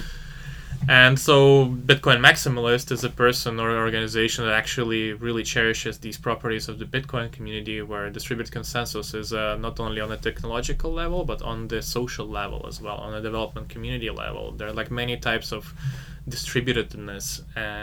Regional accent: Ukraine; I'm from Ukraine

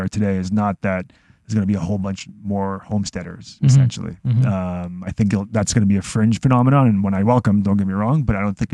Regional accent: Israel; now in Toronto, Canada; I'm from Israel, a very small country

